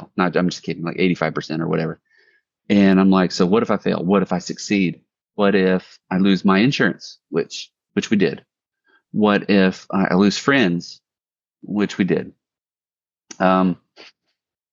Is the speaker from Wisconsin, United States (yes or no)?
no; Biloxi, Mississippi, United States; also born or lived in Bay St. Louis, Mississippi; So I'm from the Mississippi Gulf Coast, and I was a military brat. Long story short, grew up in Biloxi